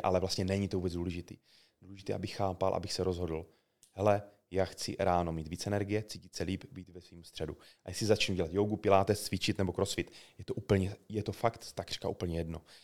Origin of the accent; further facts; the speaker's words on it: South Moravian Region, Czechia; já jsem z Jižní- obyčejný kluk z Jižní Moravy